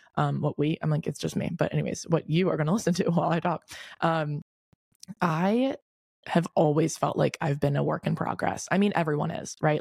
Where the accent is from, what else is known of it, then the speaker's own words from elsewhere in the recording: Delaware, United States; moved away as an adult; also born or lived in Newark, Delaware / Wilmington, Delaware; now in Charleston, United States; I'm from Delaware. I think I've said this before, but I'm from Delaware. I live in Newark, but I went to high school in Wilmington.